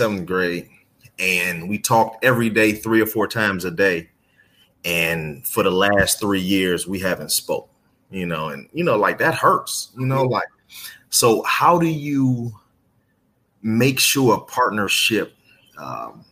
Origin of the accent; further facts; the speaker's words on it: Cleveland, Ohio, United States; I'm from Cleveland